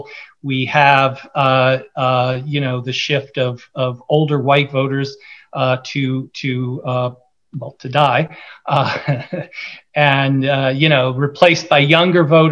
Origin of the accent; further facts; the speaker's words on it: California, United States; I grew up in California